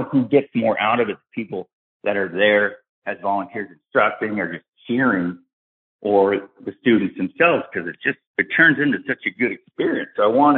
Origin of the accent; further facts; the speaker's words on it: Tampa, Florida, United States; born there; I was born in McDill. I'm in Florida right now. I was born over at McDill in Tampa and grew up 17 years as a military brat.